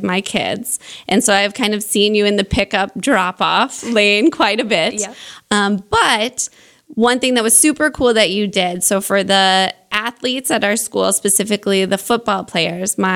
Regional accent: Omaha, Nebraska, United States; here in my hometown of Omaha, Nebraska

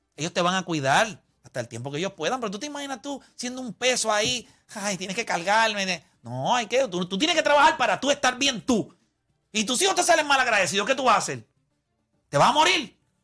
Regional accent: Puerto Rico; somos puertorriqueños

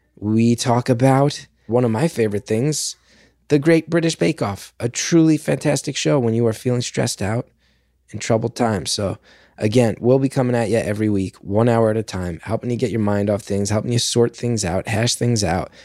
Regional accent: Northeast of the United States, United States; now in New York City, United States; I'm from the Northeast of the United States.

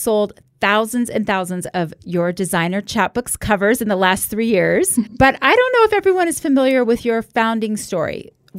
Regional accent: Florida, United States; now in Utah, United States; I grew up in Florida

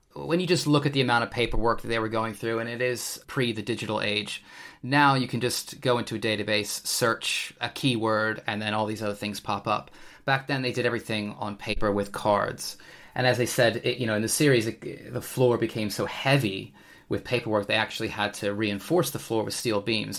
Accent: United States; now in United Kingdom; being an American myself

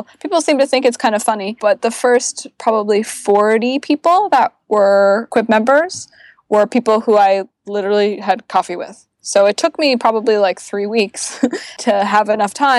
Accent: Canada; now in Bay Area, United States; as a Canadian

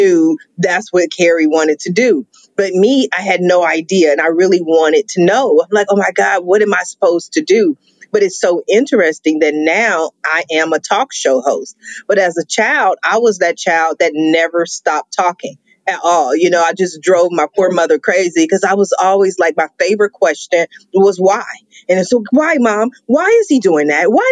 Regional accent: Columbus, Ohio, United States; also born or lived in Washington, D.C.; now in Long Beach, United States; I was born in Washington, D.C., but I left when I was 2 and I was raised in Columbus, Ohio.

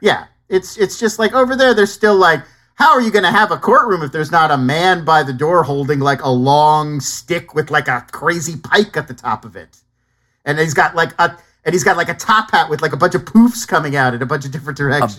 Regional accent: United States; as an American

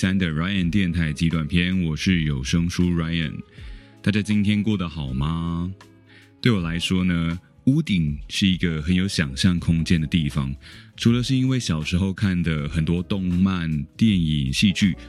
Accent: Keelung, Taiwan; 不确定是不是因为我是基隆人呢？

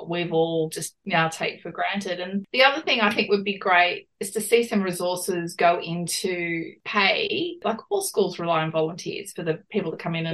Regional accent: Concord, New South Wales, Australia; also born or lived in Beecroft; I was born in Concord and that's where I grew up

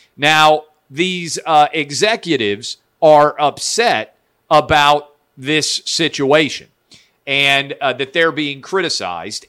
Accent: the South, United States; I'm a Southerner

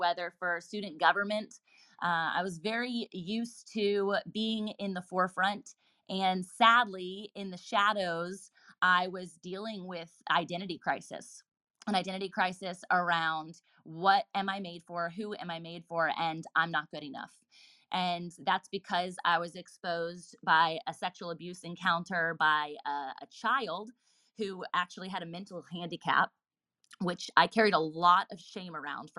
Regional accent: Virginia Beach, Virginia, United States; I was born and raised in Virginia Beach, Virginia, still here as a local here now

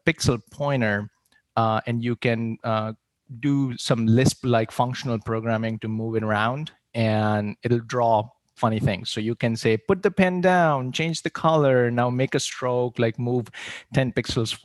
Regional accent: India; moved away as an adult; So I grew up in India. I moved here right after high school.

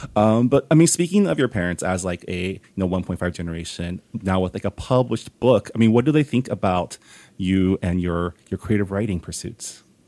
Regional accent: West Coast, United States; moved away as an adult; I grew up on the West Coast

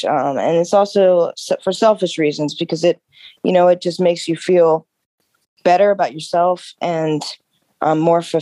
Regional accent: Baltimore, Maryland, United States; my background is I'm from the Baltimore area. Most of my work is in the city. I live right outside of it. I went to Roland Park Country School

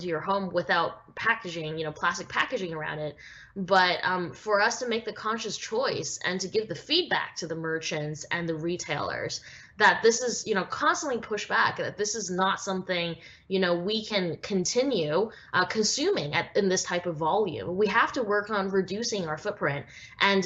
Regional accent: Vancouver, British Columbia, Canada; growing up in Vancouver, Canada

